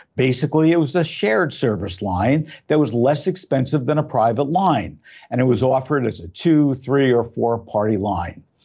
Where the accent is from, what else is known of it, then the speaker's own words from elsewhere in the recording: Belleville, New Jersey, United States; now in Southern California, United States; I grew up in Belleville, New Jersey